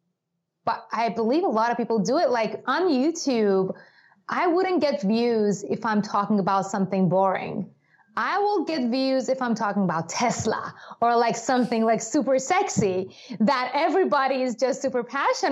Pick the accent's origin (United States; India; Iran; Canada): Iran; moved away; I grew up in Iran.